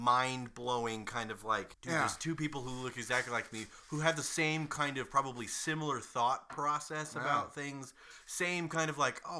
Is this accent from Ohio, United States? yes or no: yes; Solon, Ohio, United States; also born or lived in Southern California / Utah; I grew up in Northeast Ohio